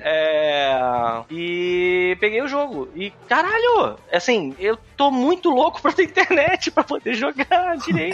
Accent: Brazil; eu sou brasileiro

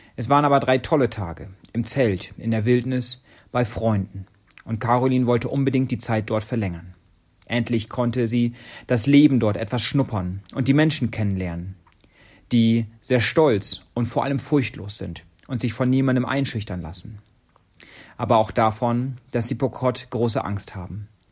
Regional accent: Germany; now in Kenya

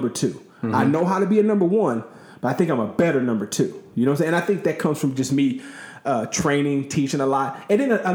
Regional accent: Long Beach, California, United States; moved away; growing up in California, we didn't say yes, sir, and yes, ma'am.

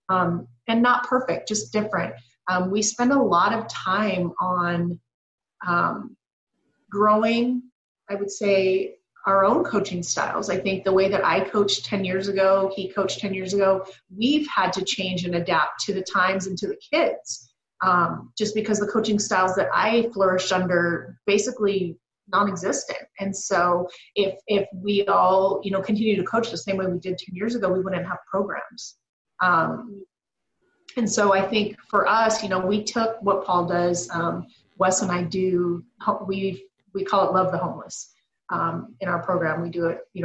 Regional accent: Pacific Northwest, just south of Seattle, Washington, United States; moved away as an adult; also born or lived in Canada; now in California, United States; I'm born and raised Pacific Northwest, or born in Canada, migrated down to just south of Seattle

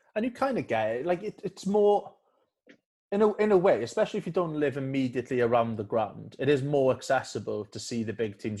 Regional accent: Carmarthen, Wales, United Kingdom; also born or lived in Wandsworth; now in London, United Kingdom; I'm from Carmarthen and I support Cardiff

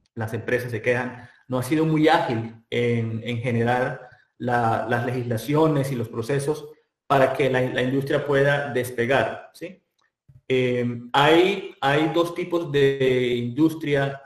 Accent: Colombia; now in California, United States; yo soy de, Colombia, eh, soy químico eh, colombiano

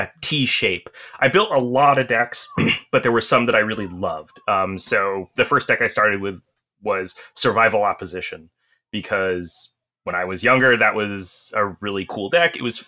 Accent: New Jersey, United States; I'm from Central New Jersey.

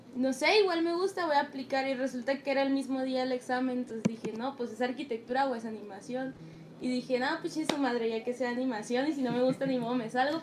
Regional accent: Mazatlán, Sinaloa, Mexico; moved away; los tres venimos de Mazatlán

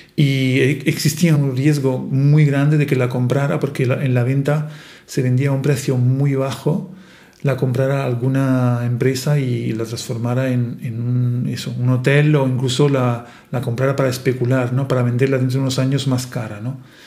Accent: Italy; Spanish is a second language; now in Marche, Italy; soy italiano

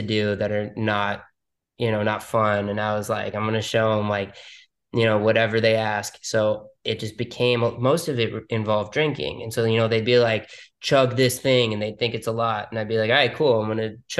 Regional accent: New York City, New York, United States; moved away as an adult; now in Miami, United States; I was born and raised in Manhattan, New York.

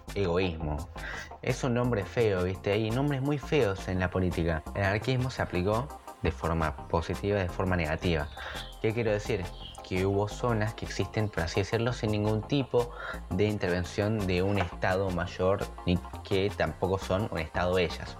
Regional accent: Argentina; now in Uruguay; yo soy argentino, soy vivo en Uruguay

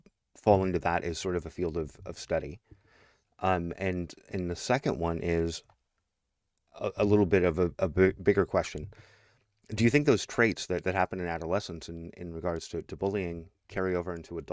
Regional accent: Northern Idaho, United States; also born or lived in Las Vegas; I grew up in Northern Idaho

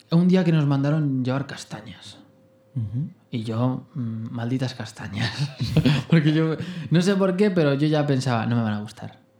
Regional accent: Fuentidueña de Tajo, Community of Madrid, Spain; Em, bueno, aquí una familia de Fuentidueña, nací. Em, una familia sencilla, eh, con las necesidades básicas cubiertas

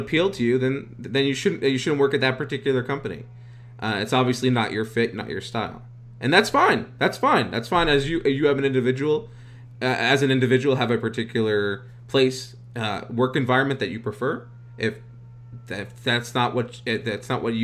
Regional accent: New York, United States; I was born in New York, born and raised

